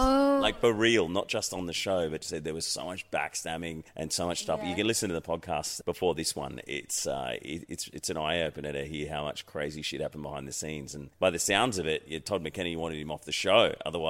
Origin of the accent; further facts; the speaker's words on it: Sydney, New South Wales, Australia; also born or lived in Queensland, Australia; I grew up on the North Shore, but if it's in Queensland, I say, I was born in Queensland.